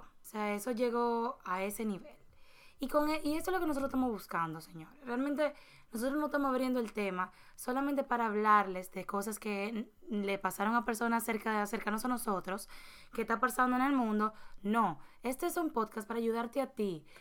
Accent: Dominican Republic; nosotros somos dominicanos

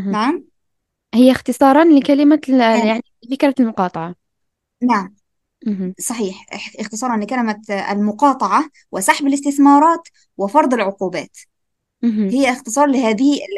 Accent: Algeria; احنا عندنا هنا في الجزائر

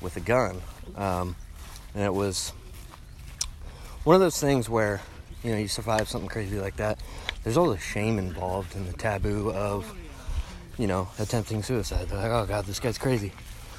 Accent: Oregon, United States; now in Austin, United States; I'm originally from Oregon

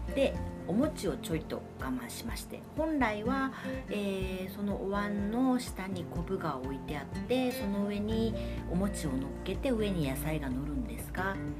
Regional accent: Fukuoka, Japan; 私は福岡博多生まれなので、えー、お雑煮は博多雑煮

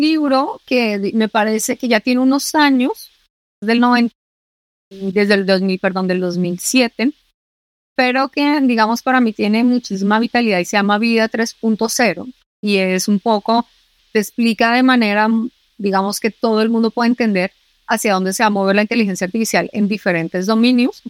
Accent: Colombia; now in Spain; Yo soy colombiana

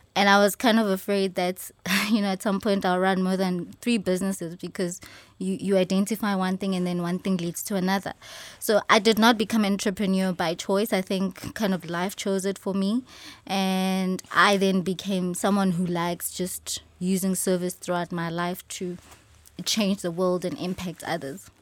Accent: Johannesburg, Gauteng, South Africa; I am born and raised in Soweto

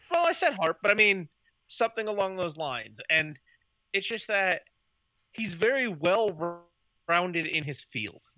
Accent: Chicago, Illinois, United States; moved away; I'm originally from Chicago, Illinois

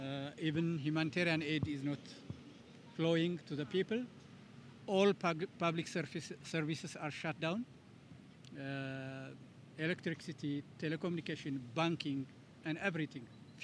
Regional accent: Tigray, Ethiopia; moved away as an adult; now in Oslo, Norway; And I am from Tigray, which is the northern part of Ethiopia.

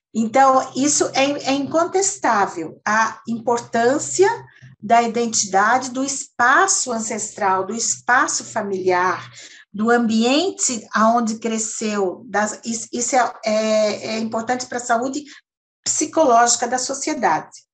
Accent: Serra Catarinense, Santa Catarina, Brazil; moved away; also born or lived in Vale do Itajaí / Florianópolis / Blumenau; a Serra Catarinense, onde eu nasci

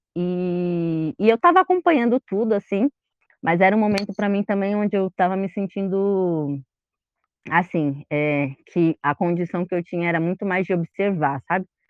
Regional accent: São Paulo, Brazil; Nasci em São Paulo, mas nasci mais perto da região do centro ali, Vergueiro

